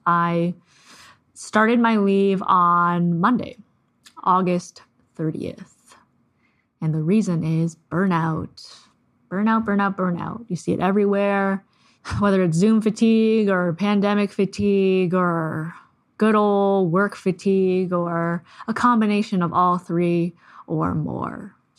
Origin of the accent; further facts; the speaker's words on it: Canada; I'm Canadian